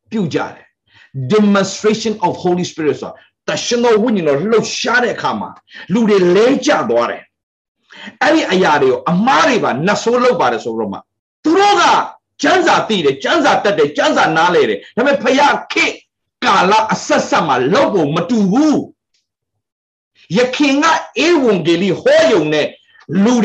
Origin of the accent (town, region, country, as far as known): Myanmar; born or raised there